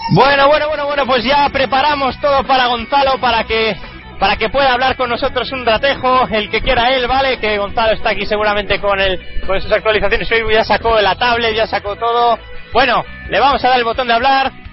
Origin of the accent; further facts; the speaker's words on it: Galicia, Spain; moved away; un grupo de mi tierra, un grupo gallego